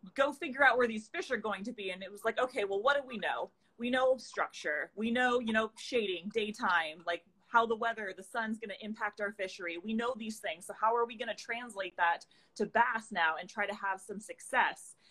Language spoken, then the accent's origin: English; the Northwest, Pacific Northwest, United States; we're both from the Northwest